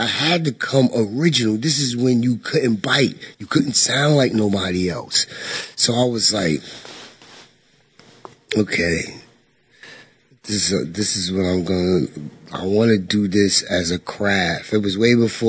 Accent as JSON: {"language": "English", "town": "Roosevelt", "region": "New York", "country": "United States", "tie": "born or raised there", "also_born_or_lived": "Central Islip, Suffolk County, New York", "said": "I'm from Roosevelt. Like I said, I was born in Meadowbrook Hospital, Nassau."}